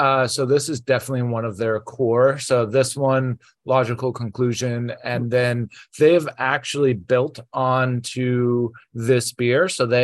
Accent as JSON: {"language": "English", "region": "Midwest", "country": "United States", "tie": "born or raised there", "moved": "yes", "lives_now": "New York, United States", "said": "I grew up in the Midwest, so we didn't have a lot of options."}